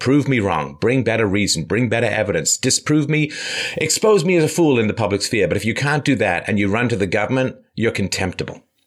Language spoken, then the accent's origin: English; London, United Kingdom; I grew up in London